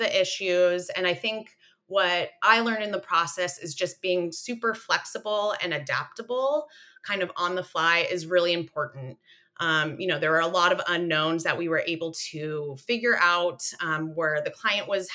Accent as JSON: {"language": "English", "area": "Central Coast", "region": "California", "country": "United States", "said": "I'm from the Central Coast"}